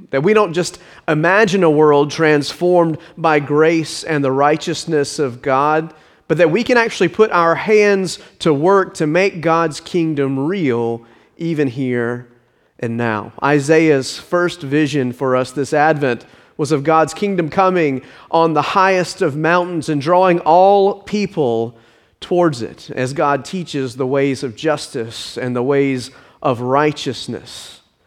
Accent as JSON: {"language": "English", "town": "Richmond Hill", "region": "Georgia", "country": "United States", "tie": "born or raised there", "said": "my hometown from a little hamlet on the coast into a modern suburb"}